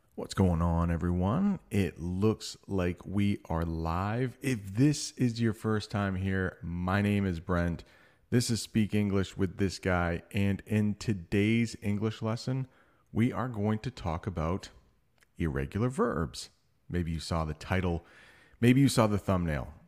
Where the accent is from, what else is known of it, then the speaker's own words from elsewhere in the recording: United States; I'm an American